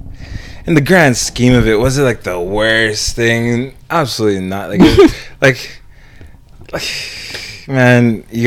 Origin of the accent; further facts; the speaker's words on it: United States; because I'm Jamaican Nigerian. My mom came from Jamaica. She's been living on her own since she was like 15. She came on her own. And my dad's from Nigeria.